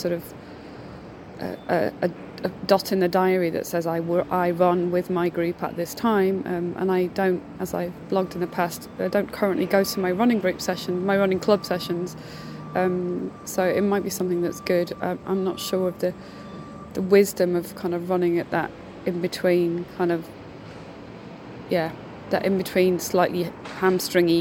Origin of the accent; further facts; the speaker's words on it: United Kingdom; being British